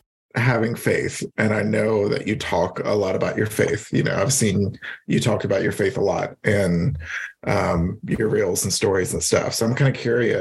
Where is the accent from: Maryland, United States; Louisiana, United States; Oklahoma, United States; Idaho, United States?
Louisiana, United States; Baton Rouge; I grew up in Baton Rouge, Louisiana